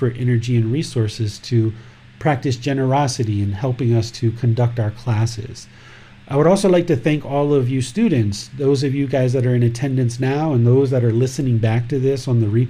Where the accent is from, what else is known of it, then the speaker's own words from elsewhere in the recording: United States; I grew up in America